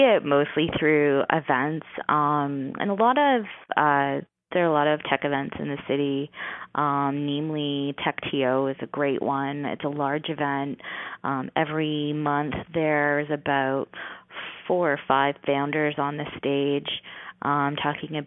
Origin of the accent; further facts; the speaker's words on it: St. Catharines, Ontario, Canada; I'm from St. Catharines